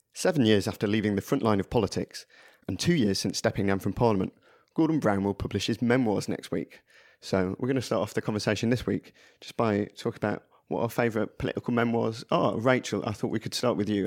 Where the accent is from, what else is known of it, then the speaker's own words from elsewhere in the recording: Blackburn, North West England, United Kingdom; I grew up in Blackburn